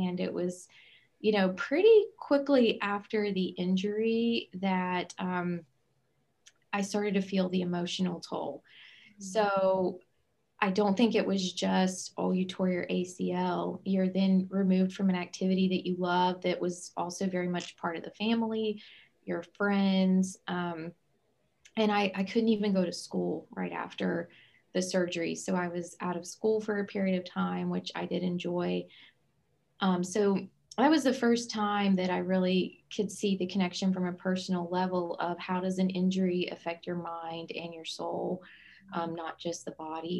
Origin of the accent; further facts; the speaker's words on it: Southern West Virginia, United States; I'm originally from Southern West Virginia